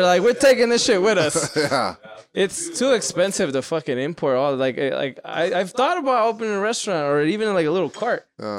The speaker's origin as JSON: {"language": "English", "region": "Hawaii", "country": "United States", "said": "You're from Tennessee? We're from Hawaii, right? Yeah. But like, it's been Tennessee for a minute."}